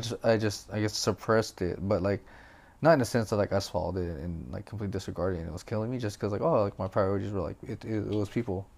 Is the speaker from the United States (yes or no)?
no; Philippines; English is a second language; I'm Filipino. So obviously English is not good.